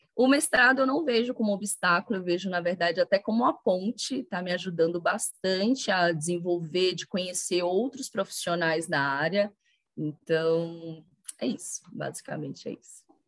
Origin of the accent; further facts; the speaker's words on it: Bahia, Brazil; moved away; formei em fisioterapia lá na Bahia, sou baiana